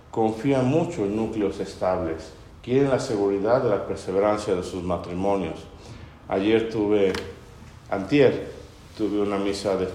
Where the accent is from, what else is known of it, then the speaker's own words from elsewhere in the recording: Puebla, Mexico; Varios de los que estamos acá presentes somos poblanos y sabemos por nuestros papás y abuelos que socialmente somos muy elitistas.